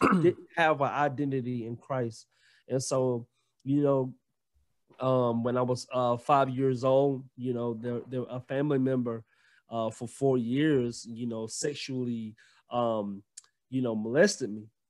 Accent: Gainesville, Georgia, United States; also born or lived in Alabama; now in Jefferson, United States; I'm from Gainesville, Georgia, but Right now, I live in Jefferson, Georgia

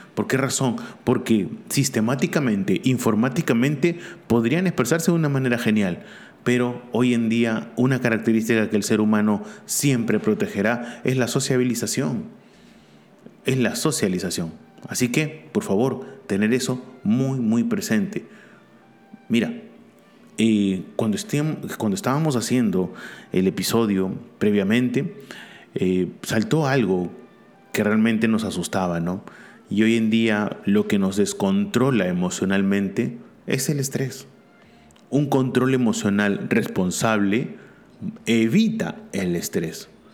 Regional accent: Peru; also born or lived in Barcelona; aquí en mi país

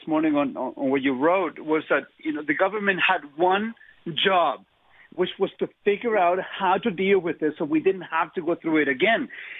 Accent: Chile; English is a second language; I come from Chile. You know, we came out of a communist regime. We went into a military dictatorship.

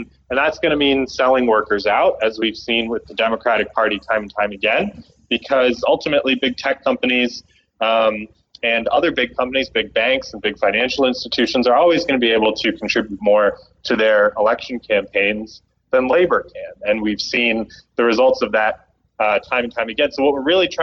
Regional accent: Canada; moved away; my home country, Canada

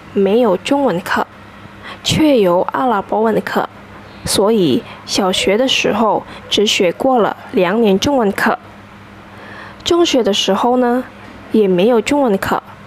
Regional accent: Indonesia; Chinese is a second language; 我是印尼人，今年二十二岁

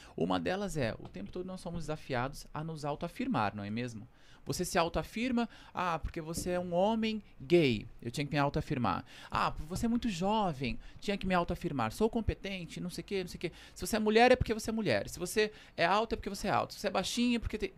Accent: São Paulo, Brazil; Eu nasci na Vila Maria, aqui na Zona Norte, mas desde pequeno cresci no Capão Redondo

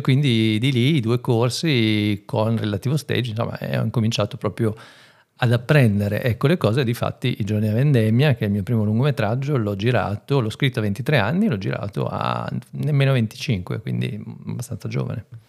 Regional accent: San Polo d'Enza, Emilia-Romagna, Italy; moved away as an adult; also born or lived in Zadina, Cesenatico; now in Reggio Emilia, Italy; vengo dalla provincia, vengo da San Polo Denza però ormai sono 15 anni che abito, sì, più o meno a Reggio Emilia

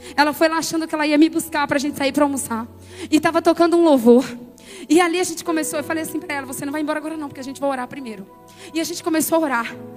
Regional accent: Conceição do Coité, Bahia, Brazil; moved away; eu nasci numa casa de farinha em Conceição do Coité

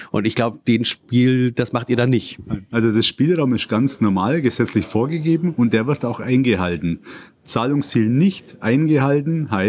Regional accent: Ederheim, Bavaria, Germany; ich komme aus Ederheim im schönen Bayern

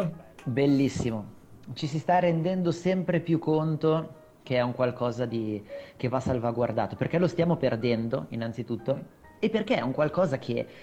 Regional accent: Milan, Lombardy, Italy; now in Brianza, Italy; io comunque sono nato a Milano, sono cresciuto a Milano per, insomma, fino, fino a pochi anni fa, adesso abito comunque in Brianza

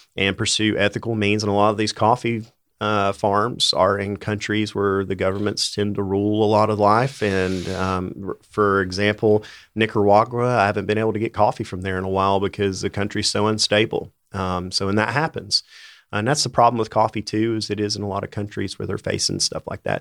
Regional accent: Bristol, Tennessee, United States; now in Johnson City, United States; I grew up in Bristol, uh, out near South Holston Lake.

